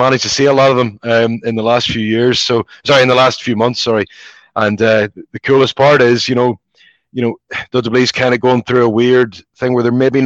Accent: Belfast, Northern Ireland, United Kingdom; moved away; my experiences growing up in Belfast

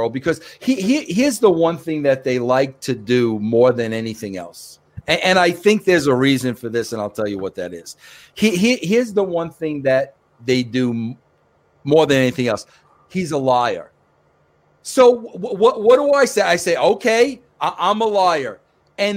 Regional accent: New York, United States; So, yes, I was born in Brooklyn. Yes, I was raised in New York

